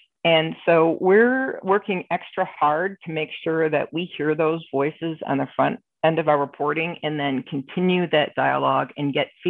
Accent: Detroit, Michigan, United States; now in Rochester, United States; I live in Rochester, which is in Western New York, and I grew up in Detroit.

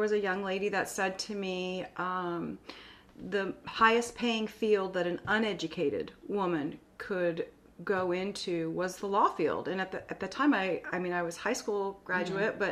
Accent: Scottsdale, Arizona, United States; moved away as an adult; also born or lived in Austin, Texas; now in Corpus Christi, United States; I grew up in Scottsdale, Arizona, and I went to a Catholic school

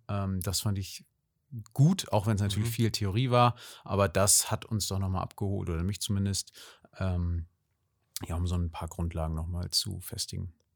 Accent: Kiel, Schleswig-Holstein, Germany; also born or lived in Hamburg; Ich komme einfach aus Kiel ähm, mit einer kleinen Zwischenstation in Hamburg und jetzt wieder in Kiel

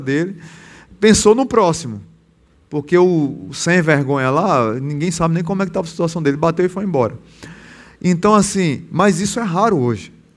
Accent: Pernambuco, Brazil; now in Natal, Brazil; eu sou pernambucano. Lá em Pernambuco tudo é longe

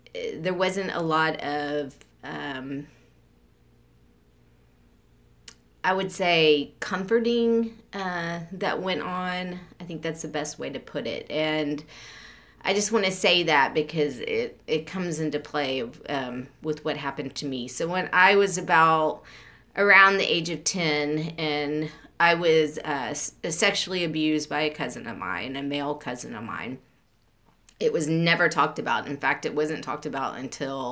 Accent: Beaumont, Texas, United States; I grew up and I was born in 1975 in Beaumont

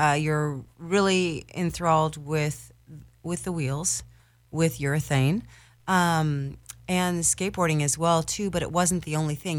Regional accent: Newport Beach, California, United States; I was raised in Newport Beach

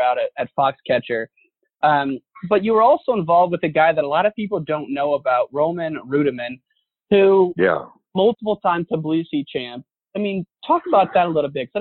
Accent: Illinois, United States; I grew up in Illinois

